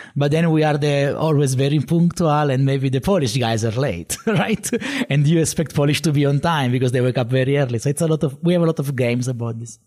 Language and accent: English; Sicily, Italy; English is a second language; moved away as an adult; now in Katowice, Poland; I am uh, from Italy, from Sicily in particular, and I moved to Poland in Katowice uh, eight years ago.